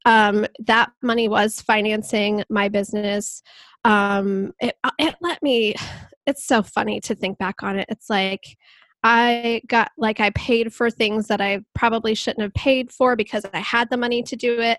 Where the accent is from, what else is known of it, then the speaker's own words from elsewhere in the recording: Columbus, Ohio, United States; I'm from Columbus, Ohio, and I am a web designer